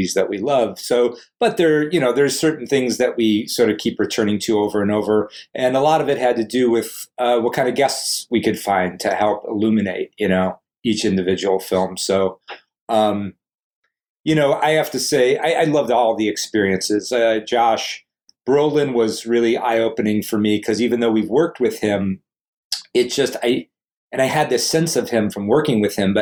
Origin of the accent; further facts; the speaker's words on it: Cleveland, Ohio, United States; our growing up in Cleveland